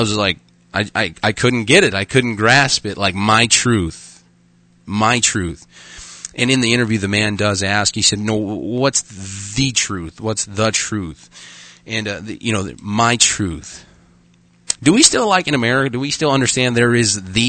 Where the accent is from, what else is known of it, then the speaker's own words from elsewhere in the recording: Arkansas, United States; now in Dickinson, United States; I'm from Arkansas, but I did go to public school.